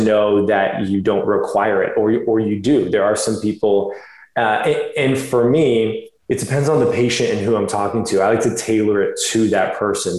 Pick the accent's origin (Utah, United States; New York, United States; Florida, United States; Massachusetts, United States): Florida, United States; moved away as an adult; also born or lived in California; I did grow up in Florida since I was about four years old